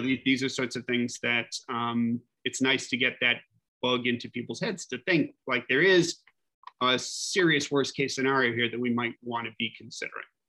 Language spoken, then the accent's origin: English; Fairmont, West Virginia, United States; now in New York, United States; I grew up in a, in the woods in West Virginia